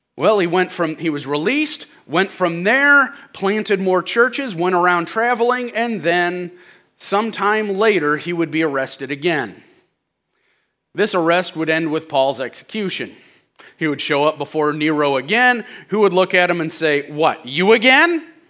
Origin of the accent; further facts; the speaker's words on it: St. Louis, Missouri, United States; I'm from Saint Louis